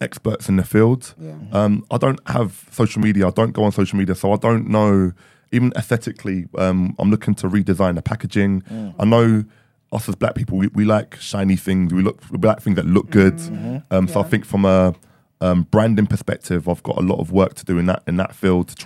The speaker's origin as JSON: {"language": "English", "region": "London", "country": "United Kingdom", "tie": "born or raised there", "said": "born and raised in London, but my dad came from a very poor village, like in Nigeria in the East."}